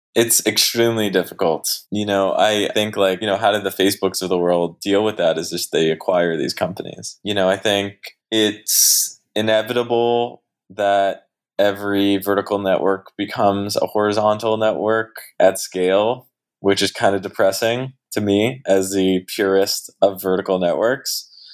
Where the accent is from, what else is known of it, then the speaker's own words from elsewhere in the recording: Canada; also born or lived in Montreal; I am Canadian